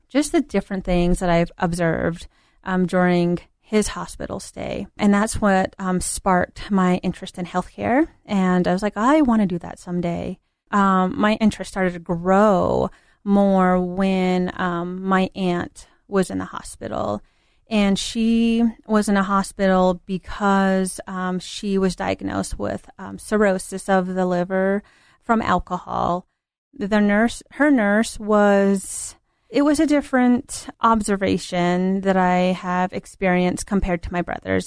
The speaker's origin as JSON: {"language": "English", "town": "Hogback", "region": "New Mexico", "country": "United States", "tie": "born or raised there", "moved": "yes", "said": "I grew up in the Four Corners area down in New Mexico um, a little town called Hogback, New Mexico."}